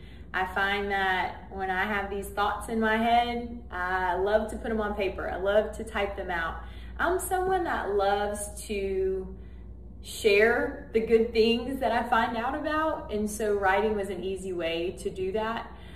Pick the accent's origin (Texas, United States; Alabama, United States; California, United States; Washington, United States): Alabama, United States; Madison; Madison was a lot smaller than it is now. People would still say it's a small town, but it was a really small town back then.